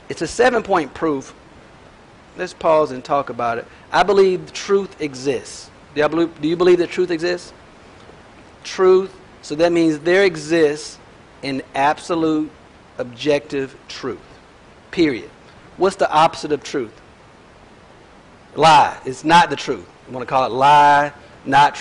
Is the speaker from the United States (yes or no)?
yes; United States; I'm an American